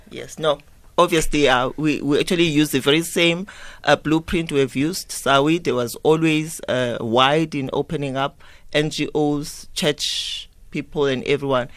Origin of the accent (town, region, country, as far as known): South Africa